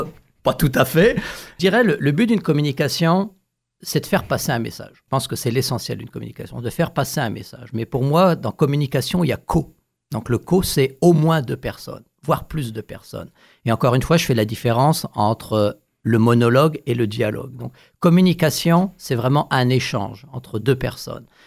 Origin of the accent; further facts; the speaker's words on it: northern Paris region, Île-de-France, France; moved away; je suis originaire de France